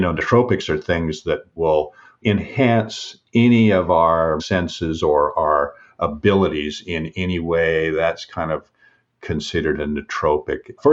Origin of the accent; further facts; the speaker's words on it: Seattle, Washington, United States; I was born and raised in Washington State, grew up in Seattle